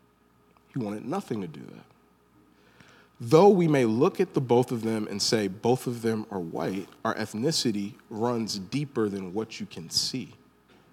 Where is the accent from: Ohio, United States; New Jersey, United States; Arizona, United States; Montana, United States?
Ohio, United States; Northeast; also born or lived in Birmingham, Alabama (family origin); I'm an African American from Northeast Ohio